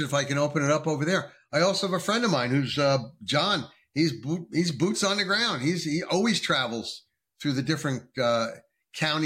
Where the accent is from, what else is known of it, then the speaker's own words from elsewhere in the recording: New Jersey, United States; moved away as an adult; now in North Carolina, United States; New Jersey, my home state. Well, formerly my home state. I'm not there anymore. I'm in North Carolina now.